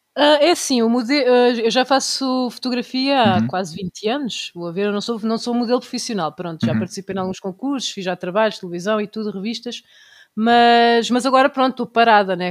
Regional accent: Tomar, Centro, Portugal; Vocês não conhecem o carnaval da minha terra, não existe nenhum em Portugal igual ao da Linha linhaceira do Conselho de Tomar

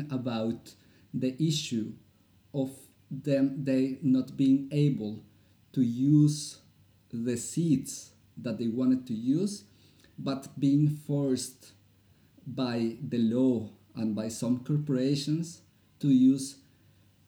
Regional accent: Bogotá, Colombia; English is a second language; moved away as an adult; now in Norway; I'm from Colombia, from the capital

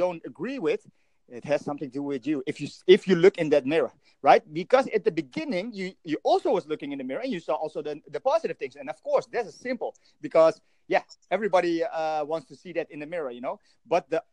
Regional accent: Indonesia; now in Netherlands; I'm from Europe, the Netherlands, but originally from Indonesia, Asia.

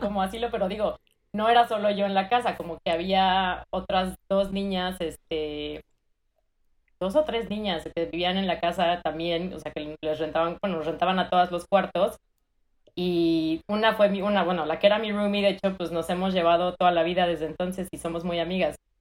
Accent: Mexico City, Mexico; moved away as an adult; also born or lived in Bristol, United Kingdom; now in United States; soy de la Ciudad de México, chilanga de corazón y de nacimiento

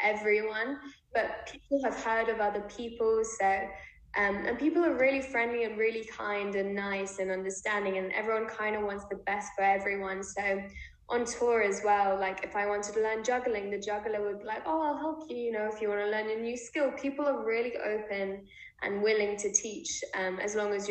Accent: London, United Kingdom; also born or lived in Israel; London, it's my hometown

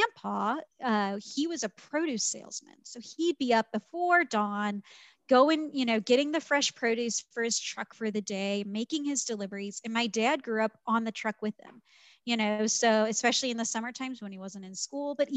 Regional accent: St. Louis, Missouri, United States; moved away as an adult; I grew up, born and raised in St. Louis, lived there my whole life, went to college there.

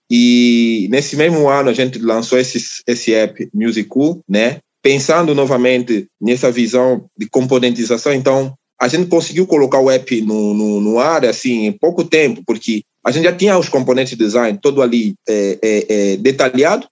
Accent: Angola; moved away as an adult; also born or lived in Luanda; now in Brazil; eu sou de Angola, né? Eu sou naturalmente de Angola. Eu, eu fui nascido em Angola, né? É, provavelmente de Luanda, né? Capital

